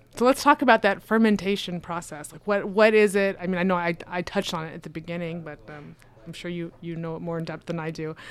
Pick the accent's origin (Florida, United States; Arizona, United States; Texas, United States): Arizona, United States; Phoenix; I'm from Phoenix